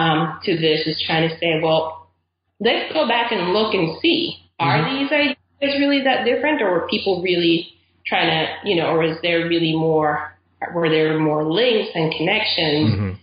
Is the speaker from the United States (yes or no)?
no; Caribbean coast, Nicaragua; So I'm originally from Nicaragua. I grew up there. My whole family's from there. And we're from the Caribbean coast of Nicaragua, which is a British colony.